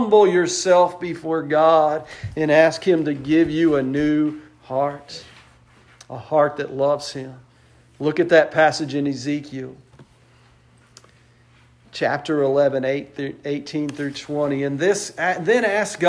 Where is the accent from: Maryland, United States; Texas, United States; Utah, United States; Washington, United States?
Texas, United States; West; I grew up in West Texas.